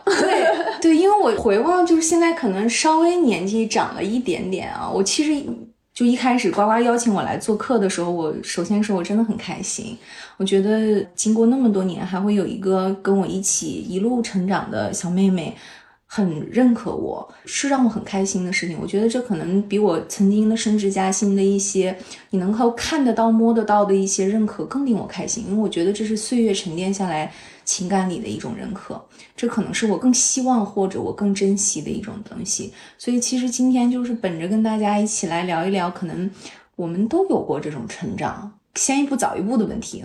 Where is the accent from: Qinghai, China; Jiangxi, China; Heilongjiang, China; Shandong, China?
Heilongjiang, China; Harbin; moved away as an adult; also born or lived in Beijing; 因为我生在东北，哎呀，哈尔滨很冷的一个地方，我是槟城姑娘